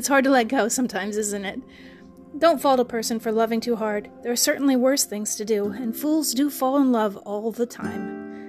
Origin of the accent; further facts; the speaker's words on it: Kansas, United States; The state flower of my hometown state of Kansas is the sunflower